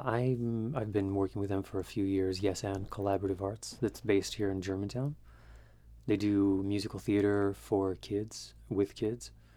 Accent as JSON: {"language": "English", "country": "Greece", "tie": "born or raised there", "moved": "as an adult", "lives_now": "Philadelphia, United States", "said": "10 years here in Philly, and um, I grew up in Greece."}